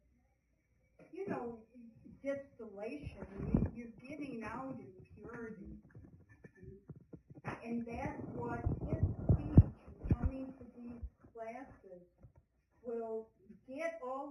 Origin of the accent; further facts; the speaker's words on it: California, United States; I'm from California